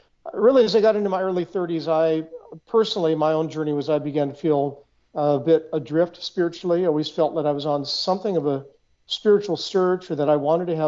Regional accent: Seattle, Washington, United States; I grew up in Seattle, Washington.

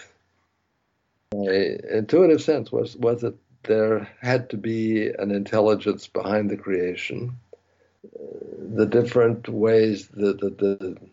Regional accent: New England, United States; moved away as an adult; also born or lived in Paris / Africa / Haifa, Israel; I grew up in New England.

